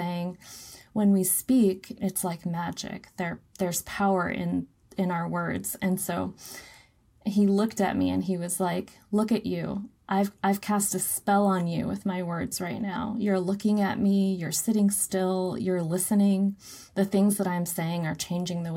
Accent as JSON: {"language": "English", "town": "Anaktuvik Pass", "region": "Alaska", "country": "United States", "also_born_or_lived": "Utqiagvik (Barrow), Alaska", "said": "I'm Anupiaq. I am from Anaktuvik Pass, which is in the Brooks Range"}